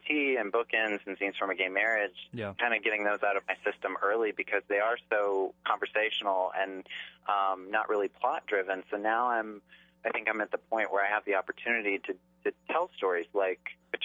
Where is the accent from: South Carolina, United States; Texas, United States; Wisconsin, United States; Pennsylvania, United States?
South Carolina, United States; Charleston; I grew up in Charleston, South Carolina